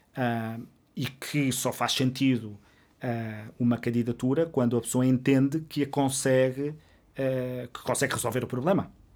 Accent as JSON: {"language": "Portuguese", "town": "Covilhã", "region": "Centro", "country": "Portugal", "moved": "yes", "lives_now": "Lisbon, Portugal", "said": "eu vim da Covilhã sem conhecer ninguém em Lisboa"}